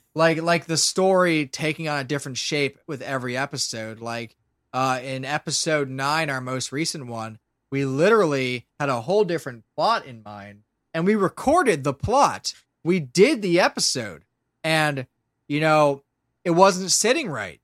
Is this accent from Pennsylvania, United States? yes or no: yes; Lancaster, Pennsylvania, United States; where I'm from